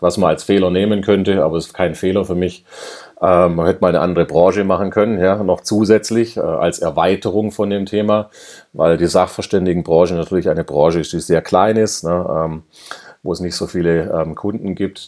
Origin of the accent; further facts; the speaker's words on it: Swabia, Germany; ich bin ja Schwabe, ja und wir Schwaben